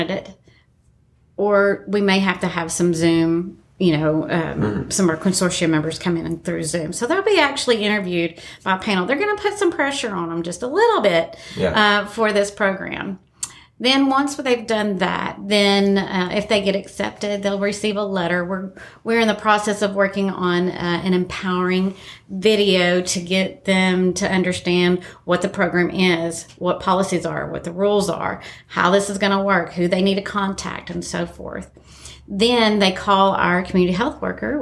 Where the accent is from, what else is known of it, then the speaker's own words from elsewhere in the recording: Appalachia, United States; we're Appalachian